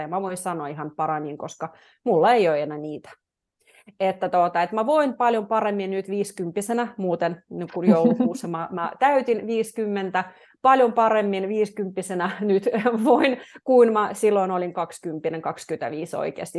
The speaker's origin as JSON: {"language": "Finnish", "town": "Petrozavodsk", "region": "Republic of Karelia", "country": "Russia", "also_born_or_lived": "Jyväskylä, Finland", "moved": "yes", "lives_now": "Finland", "said": "mä oon Neuvostoliitosta kotoisin, tai niin kuin mä oon puoliksi venäläinen, puoliksi suomalainen, mun iskä on suomalainen"}